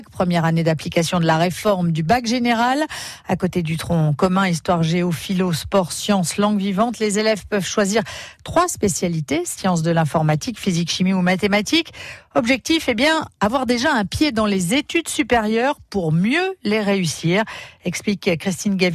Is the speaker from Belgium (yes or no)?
yes; Namur, Wallonia, Belgium; On vient de Belgique, euh, de Namur.